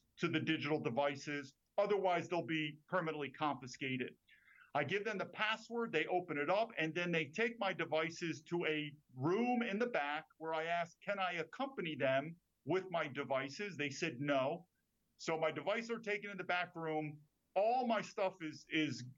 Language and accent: English; New York, United States; moved away as an adult; also born or lived in China / Taiwan; born and raised in New York